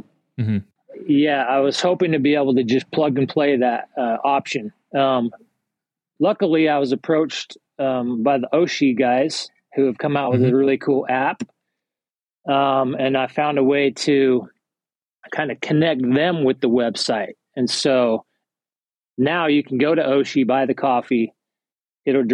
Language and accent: English; Salt Lake City, Utah, United States; moved away as an adult; now in East Texas, United States; I'm originally from Salt Lake City